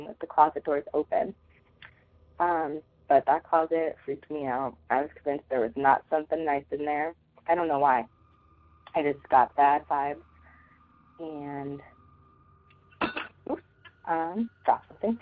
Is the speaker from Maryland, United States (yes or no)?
no; Denver, Colorado, United States; I'm from Denver, Colorado